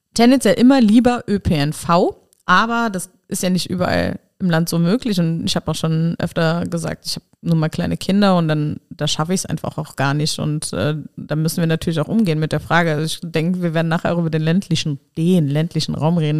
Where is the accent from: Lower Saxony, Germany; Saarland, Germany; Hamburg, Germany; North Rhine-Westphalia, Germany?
Saarland, Germany; Nennig; moved away; also born or lived in Rhineland-Palatinate / Trier; ich bin in Rheinland-Pfalz geboren, aber aufgewachsen im Saarland und zwar in Nennig